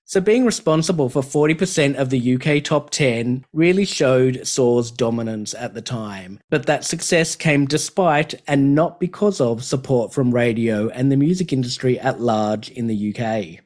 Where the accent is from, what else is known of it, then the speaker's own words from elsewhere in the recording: Australia; Growing up in Australia